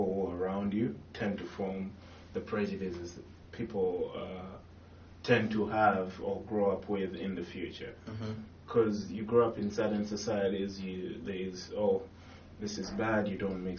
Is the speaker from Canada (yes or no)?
no; Uganda; moved away; I'm from Uganda